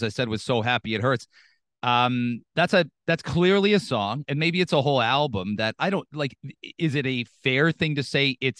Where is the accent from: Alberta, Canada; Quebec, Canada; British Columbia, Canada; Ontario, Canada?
Ontario, Canada; London; now in Toronto, Canada; I grew up in London